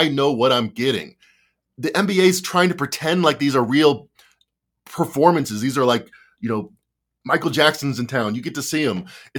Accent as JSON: {"language": "English", "country": "Australia", "lives_now": "Indiana, United States", "said": "I'm Australian, but for some reason I live in Indiana."}